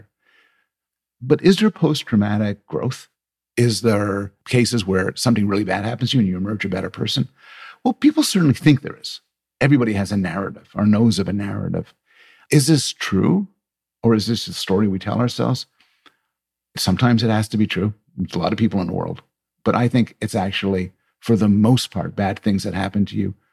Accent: Canada; I'm Canadian

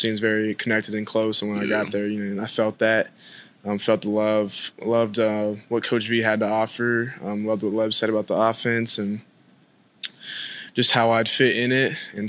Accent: Atlanta, Georgia, United States; I'm from Atlanta. I grew up a huge Georgia fan

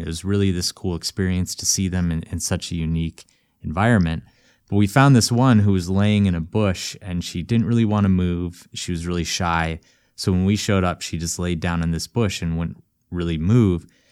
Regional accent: Missoula, Montana, United States; my hometown, Missoula, Montana

